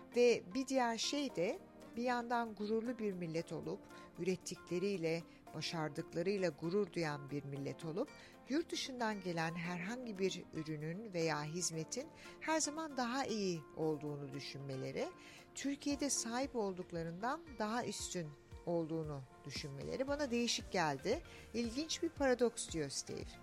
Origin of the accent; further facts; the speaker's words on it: Australia; also born or lived in Turkey; ben Türk'üm tabii ki ama Avustralya'da büyüdüm.